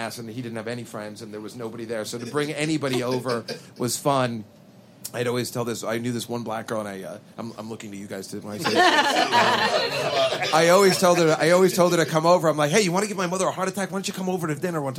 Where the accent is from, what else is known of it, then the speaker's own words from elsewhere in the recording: New Jersey, United States; Being a Jersey boy myself